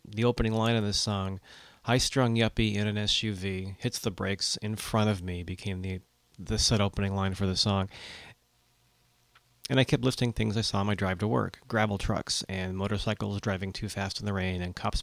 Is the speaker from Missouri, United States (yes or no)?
no; Watsonville, California, United States; I'm a songwriter from Watsonville, California, on the Central Coast